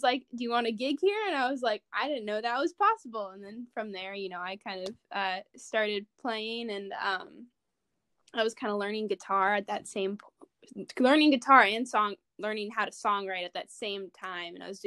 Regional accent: Oswego, Illinois, United States; I'm from Oswego

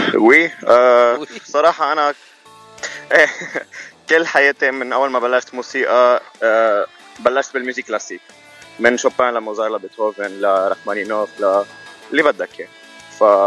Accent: Zahle, Beqaa, Lebanon; moved away as an adult; now in United States; انا من لبنان من زحله وإلي بامريكا سنتين ونص

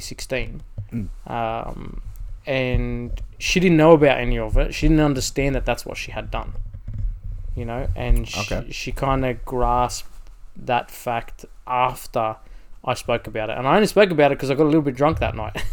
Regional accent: Sydney, New South Wales, Australia; accent: Australian; I was from Sydney

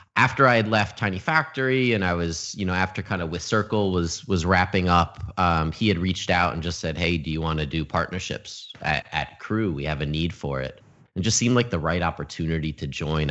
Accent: Albany, New York, United States; moved away as an adult; also born or lived in Oneonta, New York / Los Angeles, California; I was born and raised in upstate New York in Albany

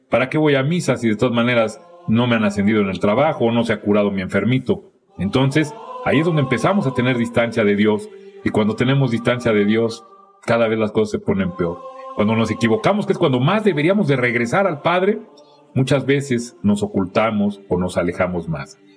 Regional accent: Mexico; Y entonces hemos aprendido como mexicanos a ser tapaderas de nuestros errores.

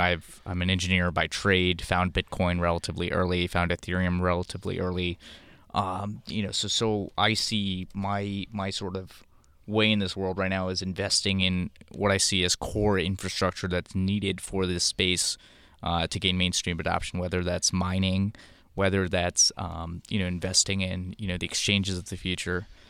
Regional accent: India; I'm from India, my parents are gold bugs

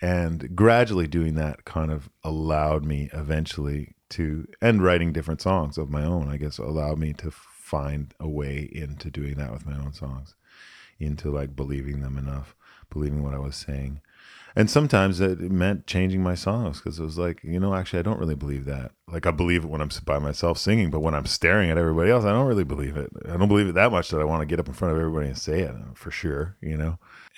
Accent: United States; born there; And I was born in the States. I spent a lot of time down here.

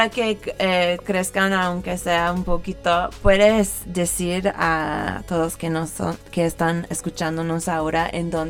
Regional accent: California, United States; como soy de California, pues es una clásica que siempre voy a tocar cuando la gente lo pide.

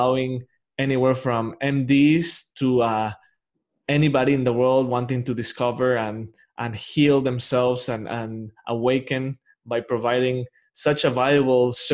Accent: Mexico; moved away; I'm from Mexico originally

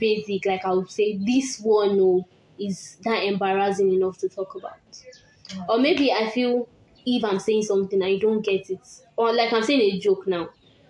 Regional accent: Nigeria; I'm a Nigerian girl.

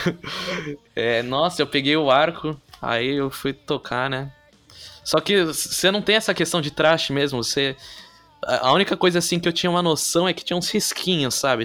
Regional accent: São Vicente, São Paulo, Brazil; Eu sou de São Vicente, que é uhum. é litoral paulista.

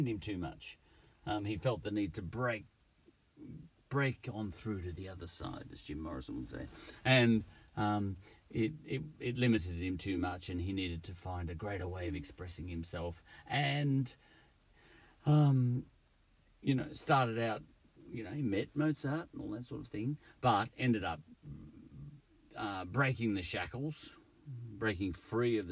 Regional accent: Australia; I'm Australian

